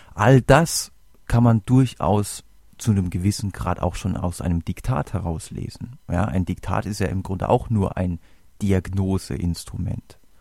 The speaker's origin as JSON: {"language": "German", "country": "Germany", "said": "bei uns in Deutschland"}